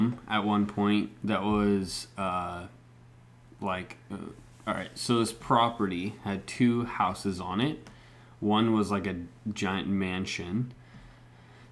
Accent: Mexico; moved away; also born or lived in Bend, Oregon; raised in Mexico

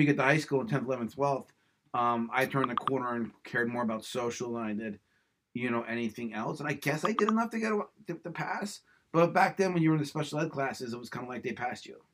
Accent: Levittown, Pennsylvania, United States; also born or lived in Central Bucks, Pennsylvania; we grew up in Levittown

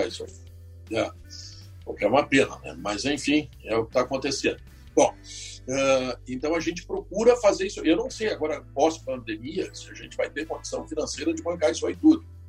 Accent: Porto Alegre, Rio Grande do Sul, Brazil; eu sou natural de Porto Alegre

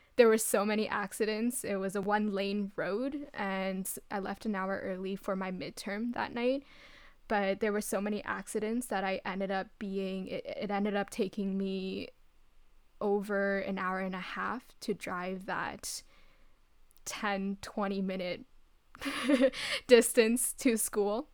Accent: Ottawa, Ontario, Canada; moved away as an adult; came back to Ottawa, my hometown

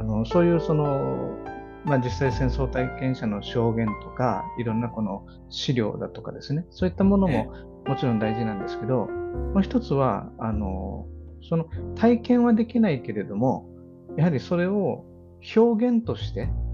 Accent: Okinawa, Japan; also born or lived in Kanto; 僕も小座で生まれましたけどあの3歳の時に関東に行ったので物心ついた時にはもう、関東の住人だったんですね。はい、で小学校4年生の時に沖縄に帰ってきた

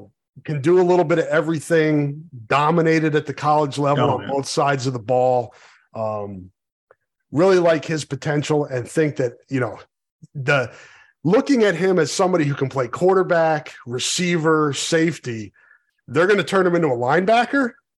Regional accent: Iowa City, Iowa, United States; My kids go to City High. I'm from Iowa City. I live on the east side of Iowa City.

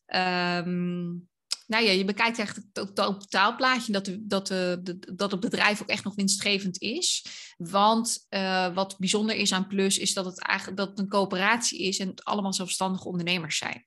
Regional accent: Dordrecht, South Holland, Netherlands; moved away as an adult; also born or lived in Tilburg / Hilversum; now in Loosdrecht, Netherlands; ik ben opgegroeid in Dordrecht.

